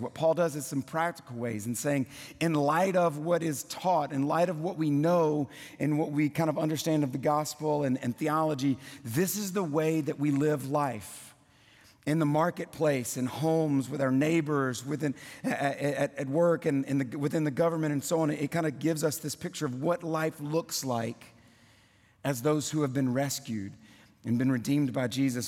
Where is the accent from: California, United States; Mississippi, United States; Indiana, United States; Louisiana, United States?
Louisiana, United States; South; moved away as an adult; also born or lived in Kentucky; now in Tennessee, United States; born and raised in South Louisiana